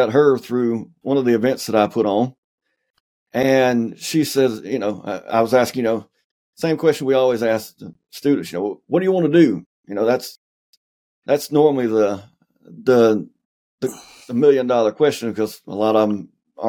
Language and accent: English; the South, United States; I'm from the South